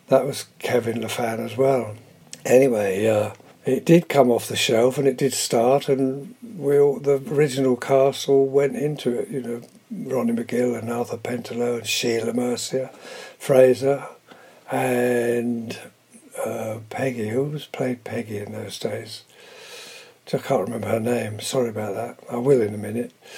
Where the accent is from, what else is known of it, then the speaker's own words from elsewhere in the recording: Cambridgeshire, East of England, United Kingdom; also born or lived in London; I was born in London and brought up in Cambridgeshire during the war